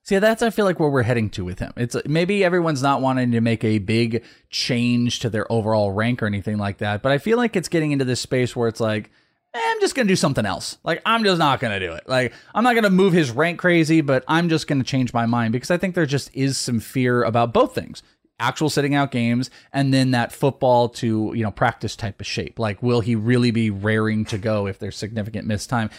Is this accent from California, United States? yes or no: yes; Bay Area, California, United States; now in Arizona, United States; I'm from the Bay Area. I live here